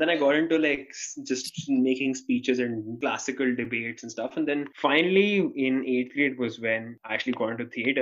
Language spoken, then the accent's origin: English; India; as an Indian person